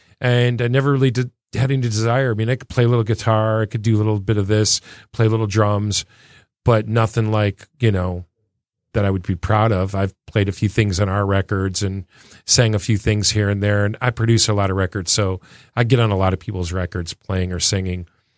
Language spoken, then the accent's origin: English; Clinton Township, Michigan, United States; moved away as an adult; also born or lived in West Virginia / Sacramento; I was born and raised in Clinton Township, Harrington and Grosbeck. Went to school at De La Salle, downtown Detroit. Left in 1977 to go on a swimming scholarship in West Virginia.